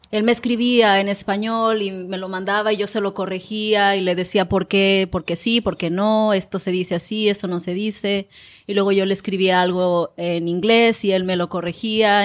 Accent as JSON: {"language": "Spanish", "town": "Manzanillo", "region": "Colima", "country": "Mexico", "first_language": "Spanish", "moved": "yes", "said": "Manzanillo es la ciudad donde yo nací"}